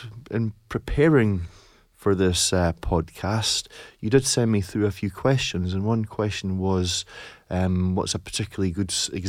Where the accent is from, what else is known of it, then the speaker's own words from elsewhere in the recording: Scotland, United Kingdom; But I grew up in East Lothian, in and around Edinburgh.